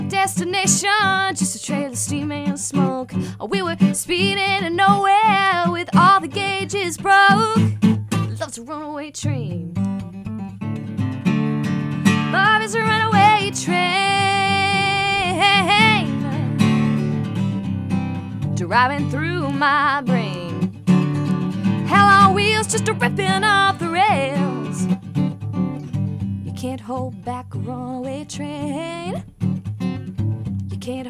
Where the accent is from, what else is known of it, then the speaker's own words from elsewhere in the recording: Claxton, Georgia, United States; I grew up in Claxton, and Claxton is a very small town, and not only did I grow up there, but I also grew up on a farm outside of Claxton